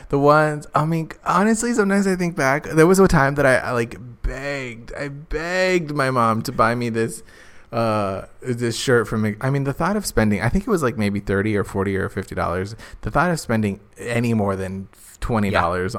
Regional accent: Phoenix, Arizona, United States; moved away; my hometown

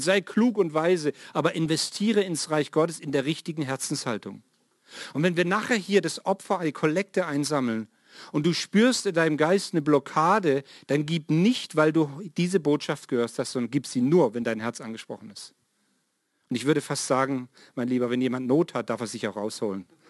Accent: Swabia, Baden-Württemberg, Germany; moved away; ich bin im Schwabenland ja mal aufgewachsen

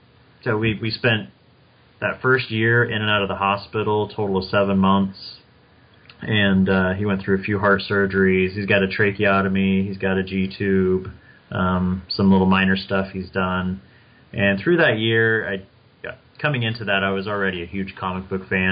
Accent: Kansas, United States; also born or lived in Wichita, Kansas; I was born in Kansas, grew up in a small town, and then I left the state for college and then ended up coming back after getting married. And that's how now I'm back in Wichita, Kansas.

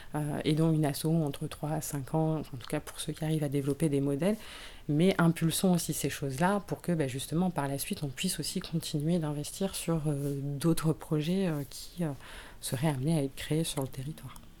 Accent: Bruay-la-Buissière, Hauts-de-France, France; Moi, je viens de la région, je viens du bassin minier, je viens de Bruy-la-Buissière

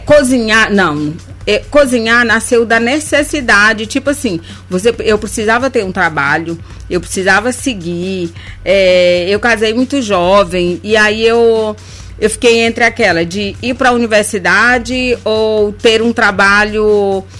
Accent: Bacabal, Maranhão, Brazil; now in São Luís, Brazil; eu sou do interior do Maranhão, eu sou de Bacabal

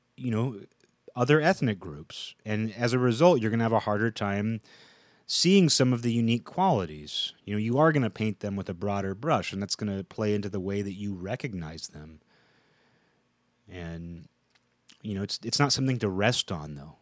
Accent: Seattle, Washington, United States; I grew up in the Seattle area

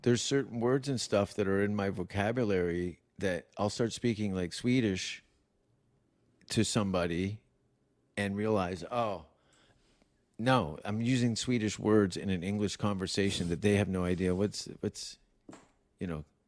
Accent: Canada; I'm from Canada

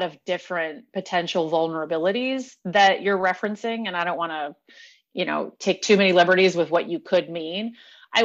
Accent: Indiana, United States; moved away; I'm from Indiana, right? Not far from South Bend.

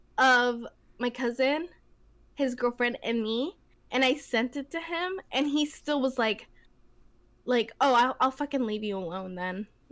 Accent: Mexico; born there; No, honey, I'm from Mexico too. {S1} Yeah. {S0} I was born in Mexico too. My parents are from the same place as you. I speak the same language as you.

